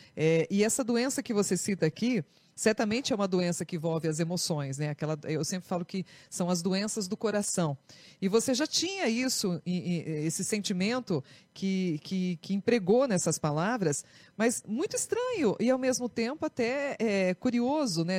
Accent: Brazil; nós que somos brasileiros

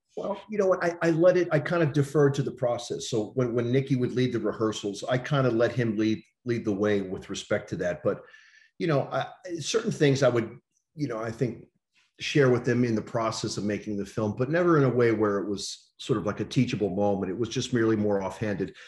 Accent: New York City, New York, United States; I, I grew up in New York City

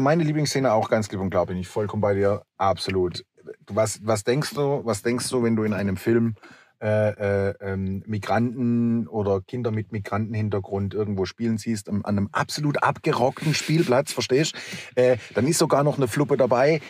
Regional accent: Germany; bei uns in Deutschland

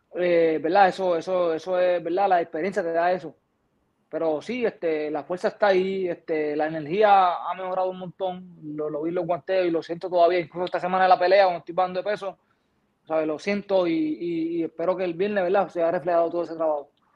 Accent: Puerto Rico; De donde yo vengo, de donde yo me crié

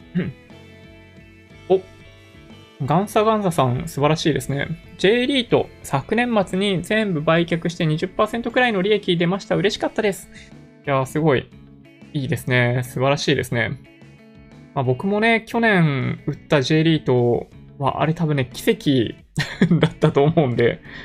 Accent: Japan; 完全なる日本人ですね。純国産です。海外で生活していたことも一度もない

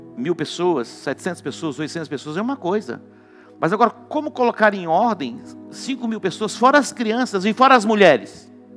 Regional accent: Dourados, Mato Grosso do Sul, Brazil; quando eu era criança, não era em Douradina, mas era em Dourados, um pouquinho maior que Douradina. Meu pai tinha sítio e nós morávamos na cidade

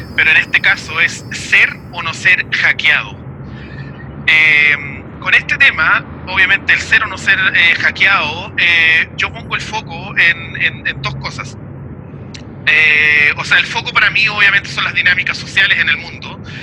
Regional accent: Chile; also born or lived in Puerto Montt, Chile / New Zealand; de Chile, obviamente, como mi país de origen

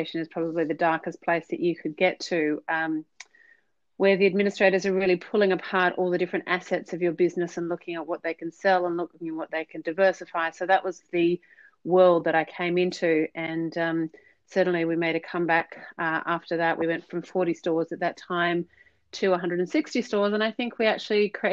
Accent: Australia; moved away as an adult; now in Marlborough, New Zealand; So by default, I am an Aussie. We moved to New Zealand last January

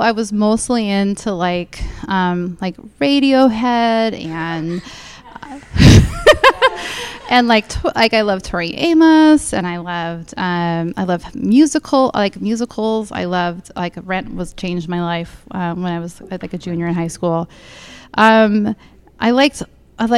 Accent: San Diego, California, United States; I grew up in San Diego

